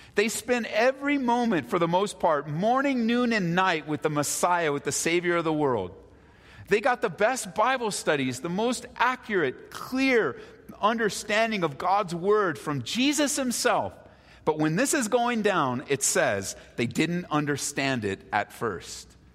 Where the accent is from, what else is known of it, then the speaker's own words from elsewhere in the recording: Southern California, United States; now in Denver, United States; I moved here from Southern California seven, almost 17 years ago with my family